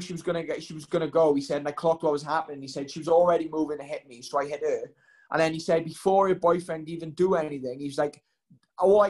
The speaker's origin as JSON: {"language": "English", "region": "Wales", "country": "United Kingdom", "said": "I've always loved being Welsh"}